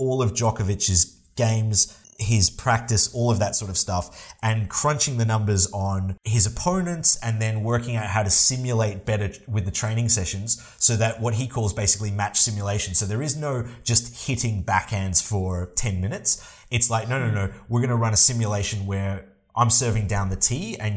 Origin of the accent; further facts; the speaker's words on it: Australia; We are both Australian